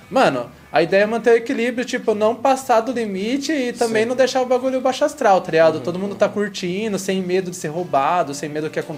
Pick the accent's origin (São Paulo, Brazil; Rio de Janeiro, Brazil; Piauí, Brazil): São Paulo, Brazil; Carapicuíba; Se eu vou contar uma história, eu tenho que falar que eu sou de Carapicuíba.